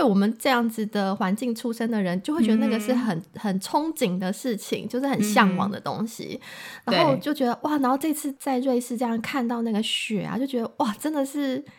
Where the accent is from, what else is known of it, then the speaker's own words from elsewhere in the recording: Taiwan; 因为在台湾我们很少有机会看到下雪，